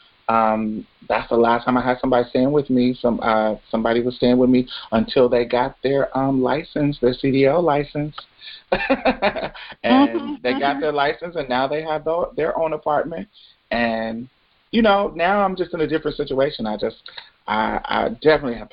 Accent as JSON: {"language": "English", "town": "Indianapolis", "region": "Indiana", "country": "United States", "also_born_or_lived": "Jackson, Mississippi", "moved": "yes", "lives_now": "Houston, United States", "said": "I'm originally from Indianapolis, but my mm-hmm. family is from Mississippi"}